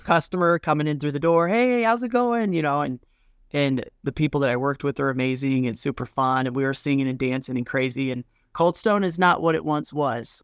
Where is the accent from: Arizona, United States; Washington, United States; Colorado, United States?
Colorado, United States; also born or lived in Wyoming; Born and raised in Colorado, went up to Wyoming